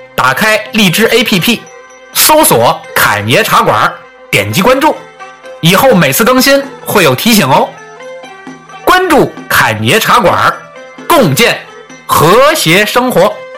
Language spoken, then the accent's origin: Chinese; Tianjin, China; 老九跟我一样都是天津的